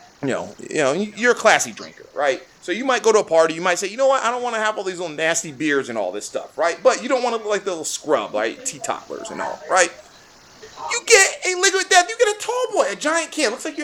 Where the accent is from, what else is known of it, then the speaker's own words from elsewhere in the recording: California, United States; We're from California. We live in California, right?